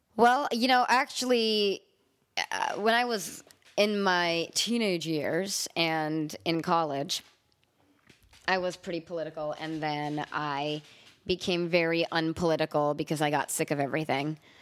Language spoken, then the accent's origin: English; Los Angeles, California, United States; also born or lived in Montreal; I'm really from Los Angeles